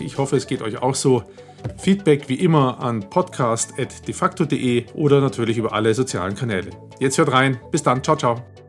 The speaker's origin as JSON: {"language": "German", "town": "Nuremberg", "region": "Bavaria", "country": "Germany", "said": "ich komme aus Nürnberg"}